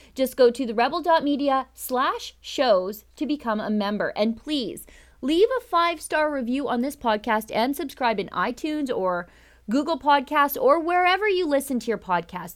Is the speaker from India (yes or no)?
no; Canada; as a Canadian